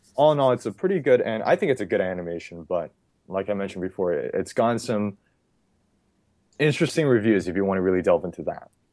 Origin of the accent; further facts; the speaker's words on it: California, United States; I'm from California